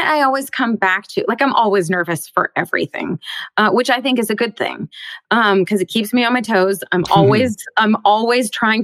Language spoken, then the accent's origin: English; Bellevue, Washington, United States; just outside of Seattle in Bellevue, Washington